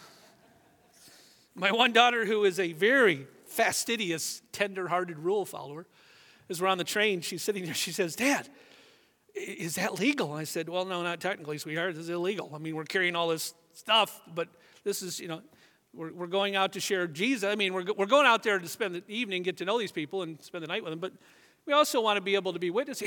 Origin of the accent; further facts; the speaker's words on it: United States; we're Americans, at least most of us are